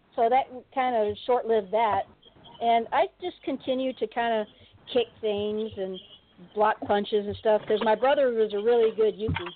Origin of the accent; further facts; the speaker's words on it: San Diego, California, United States; I'm from San Diego